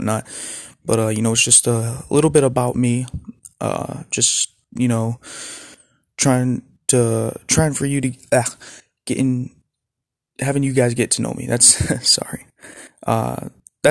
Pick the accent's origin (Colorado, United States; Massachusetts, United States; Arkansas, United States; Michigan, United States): Michigan, United States; Born and raised in Michigan